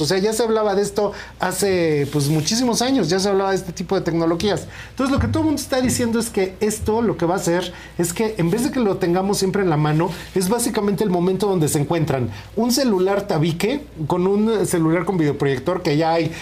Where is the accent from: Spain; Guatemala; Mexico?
Mexico